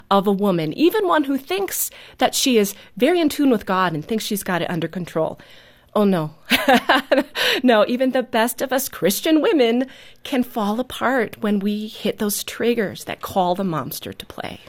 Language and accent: English; New Holstein, Wisconsin, United States; also born or lived in Neenah, Wisconsin; I grew up in New Holstein